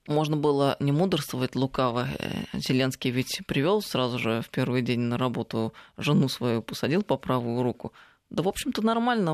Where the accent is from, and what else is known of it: Tver, Tver Oblast, Russia; born or raised there